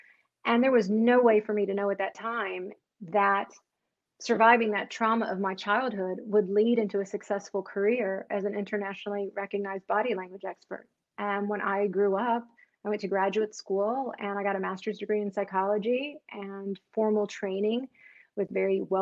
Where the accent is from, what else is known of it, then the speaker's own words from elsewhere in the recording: North Carolina, United States; I grew up in North Carolina, actually, is where I spent the majority of my life.